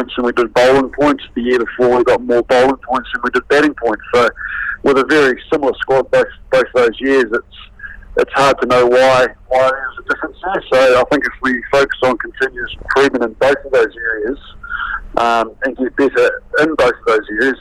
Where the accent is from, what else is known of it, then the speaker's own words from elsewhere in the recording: New Zealand; as a young kid growing up in New Zealand